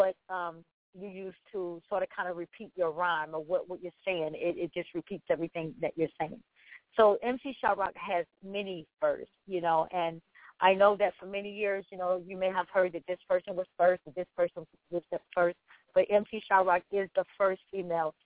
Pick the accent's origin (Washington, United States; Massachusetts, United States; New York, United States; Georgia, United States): New York, United States; New York City; I am originally from the South Bronx